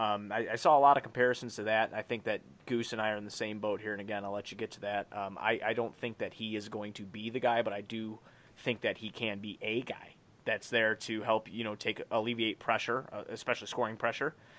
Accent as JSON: {"language": "English", "town": "Blue Island", "region": "Illinois", "country": "United States", "said": "I come from Blue Island, Illinois. I lived in a one-bedroom trailer with my dad"}